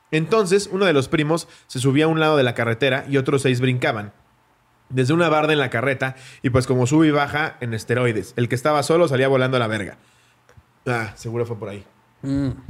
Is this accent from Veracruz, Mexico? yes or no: no; Mexico City, Mexico; soy de la Ciudad de México y mi familia es de Guadalajara.